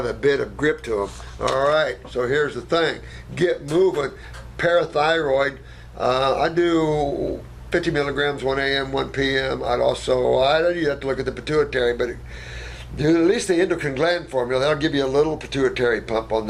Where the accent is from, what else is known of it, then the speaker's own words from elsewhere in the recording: United States; also born or lived in Australia; I'm American and my English sucks. And I lived 8 years in Australia